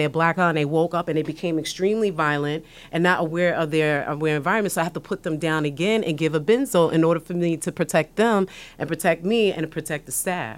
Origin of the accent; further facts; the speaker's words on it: New York City, New York, United States; I was born and raised in the South Bronx